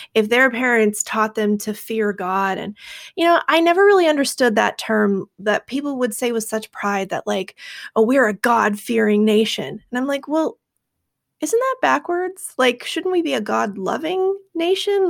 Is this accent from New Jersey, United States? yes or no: no; Seattle, Washington, United States; I grew up in Seattle. We're pretty liberal out here.